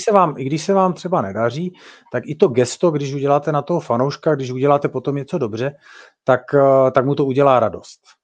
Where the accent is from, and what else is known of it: Czechia